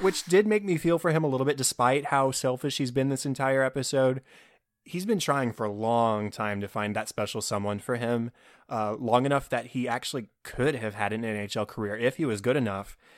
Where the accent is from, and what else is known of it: Texas, United States; born or raised there